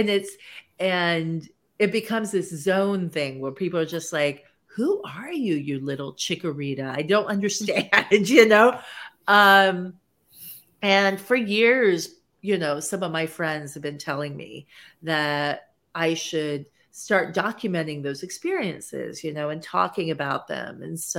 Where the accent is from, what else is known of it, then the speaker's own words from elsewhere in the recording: Japan; moved away as an adult; now in United States; I grew up in Japan and then continued to work in Japan. So really all of my almost 30 years of my life was in Japan. So when I moved to the States